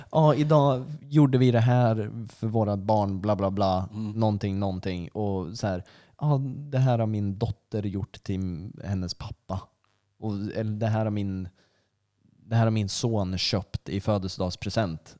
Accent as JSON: {"language": "Swedish", "town": "Flen", "region": "Södermanland", "country": "Sweden", "said": "jag är från Flen, Utterför, Halmsnäs"}